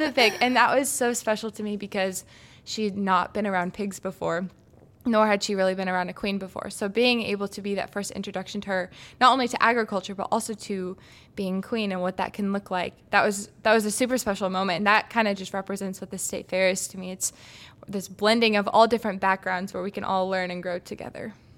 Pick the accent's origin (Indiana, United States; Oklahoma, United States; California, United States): Indiana, United States; Hancock County; in my county, Hancock County